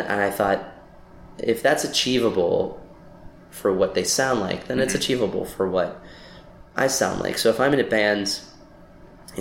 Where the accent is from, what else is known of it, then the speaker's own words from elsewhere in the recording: Lancaster, Pennsylvania, United States; moved away as an adult; also born or lived in Washington, D.C. / New York; now in Los Angeles, United States; I was born and raised there. I left at 18